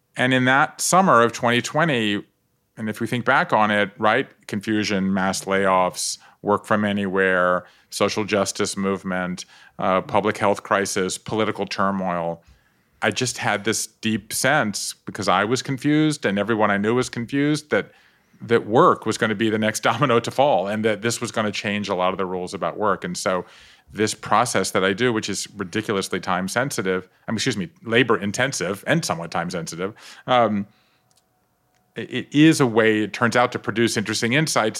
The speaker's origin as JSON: {"language": "English", "town": "Savannah", "region": "Georgia", "country": "United States", "tie": "born or raised there", "moved": "yes", "said": "I grew up on the coast of Georgia, not Atlanta"}